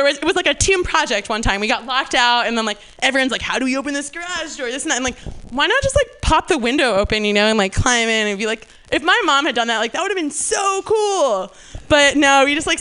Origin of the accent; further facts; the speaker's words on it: New Jersey, United States; moved away; I'm from New Jersey, and that happens a lot. We don't really have that out here because we don't really have weather, but so growing up in New Jersey in the summers